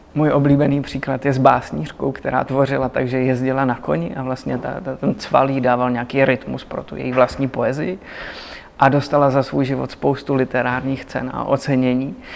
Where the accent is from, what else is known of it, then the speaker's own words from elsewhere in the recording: Vysočina Region, Czechia; já jsem z Vysočiny